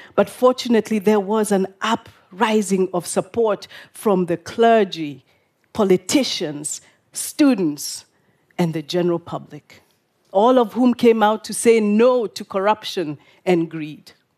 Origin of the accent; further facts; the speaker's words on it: Nairobi, Kenya; This is my hometown of Nairobi